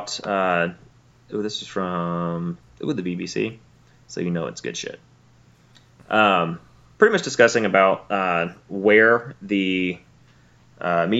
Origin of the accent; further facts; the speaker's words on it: Alabama, United States; I'm from Alabama